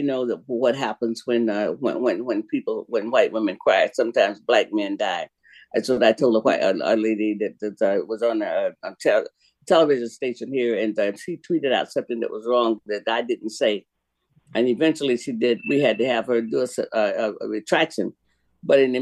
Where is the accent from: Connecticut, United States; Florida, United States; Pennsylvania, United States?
Florida, United States; I can remember many, many warm Christmases growing up in Florida